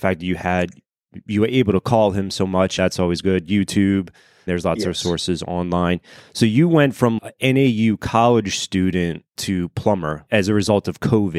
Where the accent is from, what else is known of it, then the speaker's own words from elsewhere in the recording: Phoenix, Arizona, United States; we're both from the Phoenix area